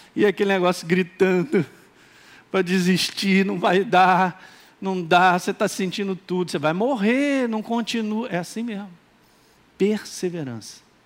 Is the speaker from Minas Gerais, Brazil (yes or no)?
yes; Minas Gerais, Brazil; accent: mineiro; agora falei igual mineiro, hein? Eu sou mineiro